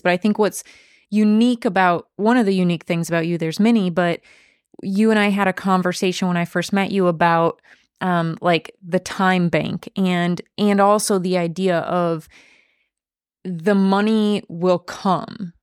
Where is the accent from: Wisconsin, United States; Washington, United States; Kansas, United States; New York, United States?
Wisconsin, United States; western; I'm from Wisconsin, in western Wisconsin, we have a lot of Amish